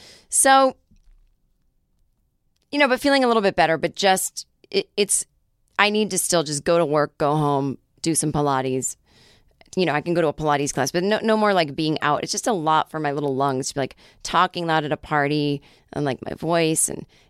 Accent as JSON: {"language": "English", "region": "Michigan", "country": "United States", "said": "I'm from Upper Michigan, not Lower."}